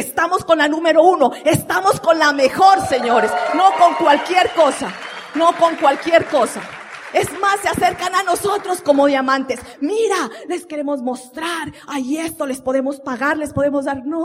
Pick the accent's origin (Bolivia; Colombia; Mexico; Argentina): Colombia; porque nosotros como buen colombiano, ¿no? El único día para los hijos, ¿cuándo es? El domingo.